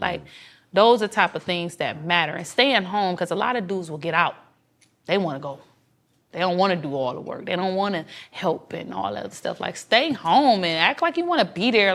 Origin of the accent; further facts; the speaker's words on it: Detroit, Michigan, United States; I was from Detroit, they'll let me say a little different Detroit slang